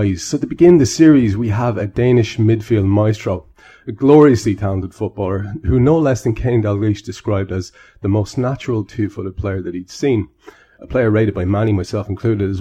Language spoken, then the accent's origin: English; Ireland; I'm Irish